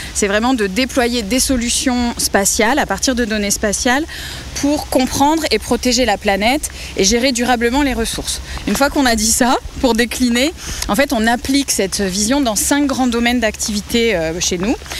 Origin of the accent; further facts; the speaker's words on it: Vienne, Poitou-Charentes, Nouvelle-Aquitaine, France; moved away as an adult; also born or lived in Montpellier / Paris; now in Toulouse, France; je viens de la région Poitou-Charentes. Je, je viens de la Vienne, en fait. Je suis née, euh, là-bas et je suis arrivée à Toulouse en deux mille six